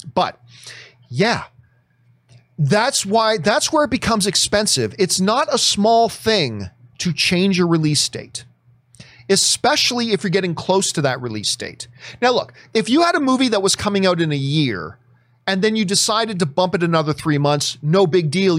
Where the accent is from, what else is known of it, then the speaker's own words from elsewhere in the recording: Hamilton, Ontario, Canada; my hometown of Hamilton